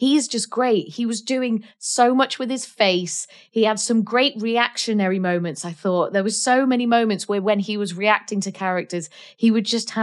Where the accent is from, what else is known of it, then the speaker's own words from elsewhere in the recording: North Wales, United Kingdom; I am from North Wales, which is the most beautiful place in the world.